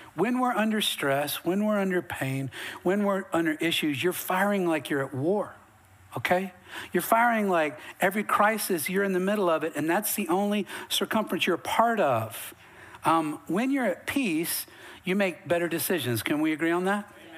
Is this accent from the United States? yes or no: yes; Western North Carolina, United States; now in Texas, United States; I'm from Western North Carolina, way up in the mountains, way up in hillbilly